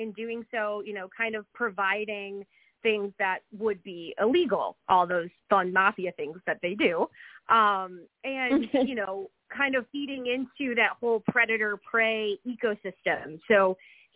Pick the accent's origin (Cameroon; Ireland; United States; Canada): United States; Midwest; moved away as an adult; now in Florida, United States; I'm a Midwest native